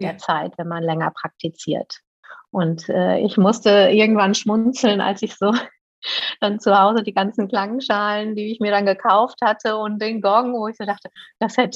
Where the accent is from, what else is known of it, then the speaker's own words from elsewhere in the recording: Paderborn, North Rhine-Westphalia, Germany; dass ich äh, in meiner Heimatstadt Paderborn schon ganz lange oder gut befreundet bin